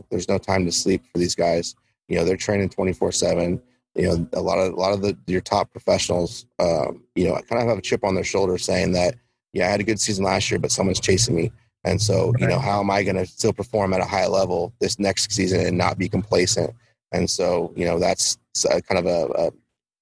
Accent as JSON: {"language": "English", "region": "West Coast", "country": "United States", "said": "I'm from the West Coast"}